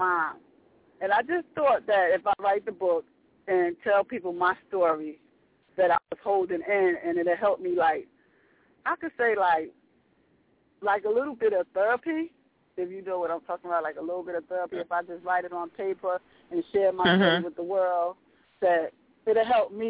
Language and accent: English; Northern New Jersey, United States; I was born and raised in Northern New Jersey